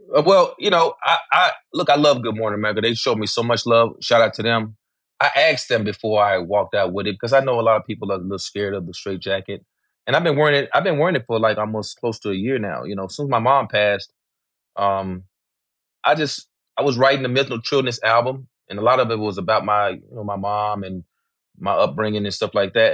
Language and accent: English; Memphis, Tennessee, United States; growing up in Memphis as a kid